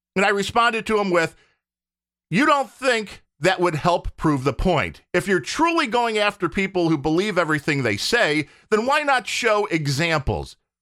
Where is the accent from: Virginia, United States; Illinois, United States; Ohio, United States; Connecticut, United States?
Illinois, United States; Chicago; I was born in the Chicago area, but it goes beyond that 'cause we have the Cubs here